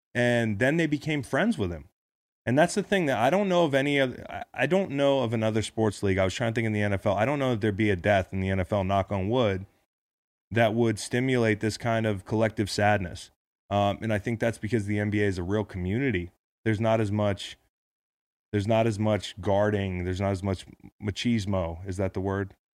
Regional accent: United States; being an American

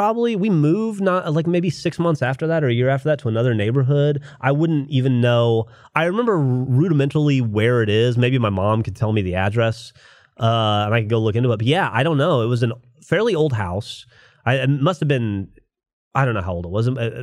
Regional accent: Florida, United States; Growing up in Florida

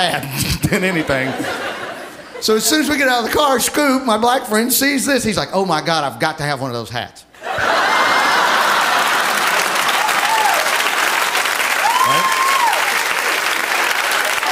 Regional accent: Alabama, United States; moved away

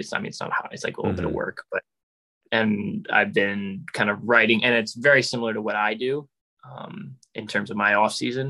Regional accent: New York, United States; moved away as an adult; also born or lived in Germany / Ireland / Edmonton, Canada; I grew up in New York, about an hour and a half from the city, played for youth club East Fishkill Thunder, went to John Jay High School

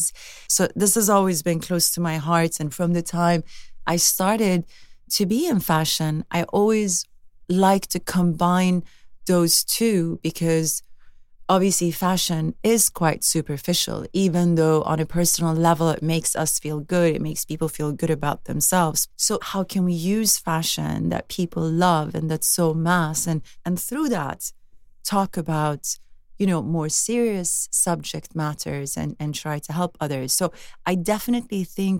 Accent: Sweden; growing up in Sweden is very idyllic

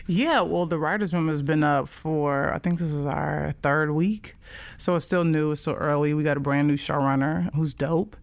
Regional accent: Chicago, Illinois, United States; I was born and raised in Chicago, the south side of Chicago

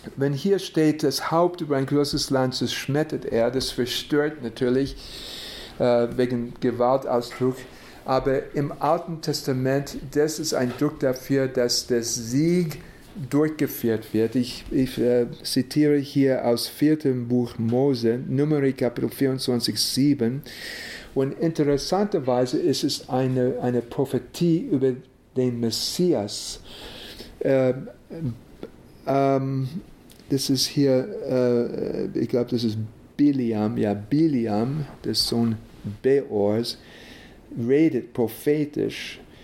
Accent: United States; Ich bin in den USA geboren

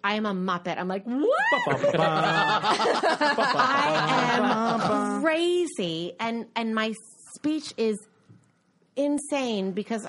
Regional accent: United States; I'm an American.

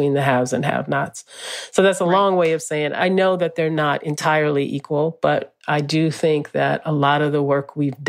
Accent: New Orleans, Louisiana, United States; moved away; since I was a little girl growing up in New Orleans

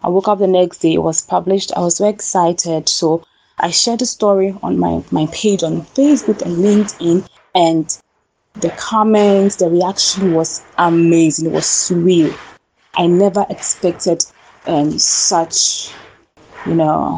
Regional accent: Ghana; I came back to my home country, Ghana

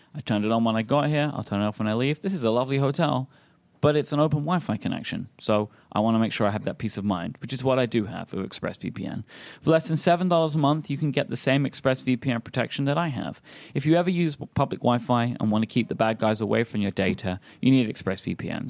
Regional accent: England, United Kingdom; as an English person

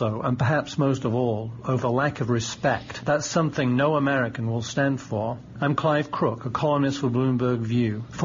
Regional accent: the north of England, United Kingdom; also born or lived in Oxford / London; now in United States; I'm a British immigrant, and I grew up in a northern working-class town

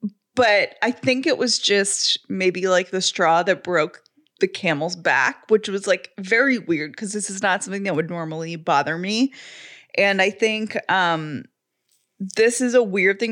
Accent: Atlanta, Georgia, United States; I grew up in Atlanta

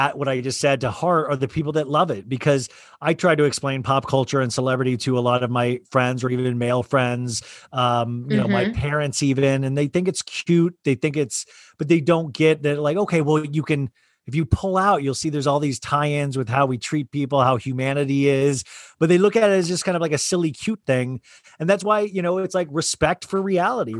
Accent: Kansas, United States; moved away; I grew up in Kansas.

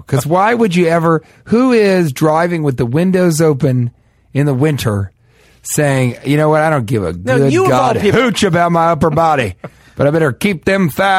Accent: Denver, Colorado, United States; where I come from, where I was born, that ends any argument. So sorry, I'm from Colorado.

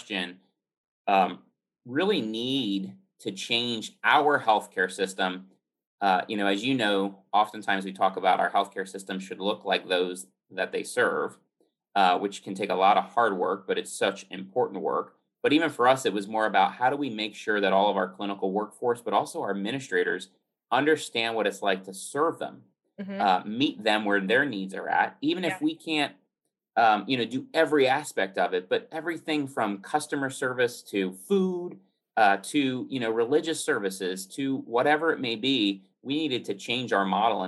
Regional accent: the Poconos, Pennsylvania, United States; I grew up in the Poconos.

